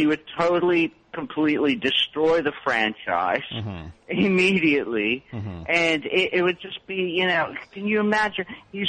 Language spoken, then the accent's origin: English; Pittsburgh, Pennsylvania, United States; Well, you know, I try to do comedy, and yet I can't, because I'm from Pittsburgh.